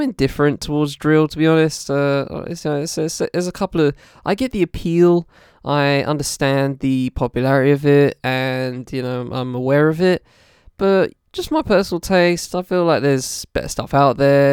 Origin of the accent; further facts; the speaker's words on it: United Kingdom; as a British person